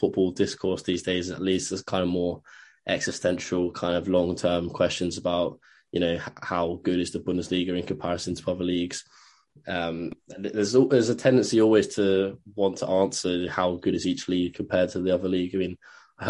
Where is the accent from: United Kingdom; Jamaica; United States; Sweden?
United Kingdom; England; an Englishman myself